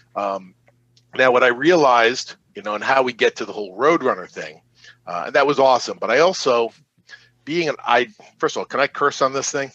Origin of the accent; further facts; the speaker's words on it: Long Island, New York, United States; I grew up on Long Island